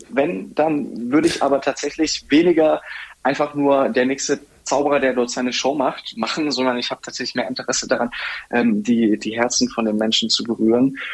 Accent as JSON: {"language": "German", "town": "Bobingen", "region": "Bavaria", "country": "Germany", "tie": "born or raised there", "said": "in Bobingen. Das ist ein sehr schönes Städtchen, circa 20 Minuten, ja, Viertelstunde von Augsburg entfernt."}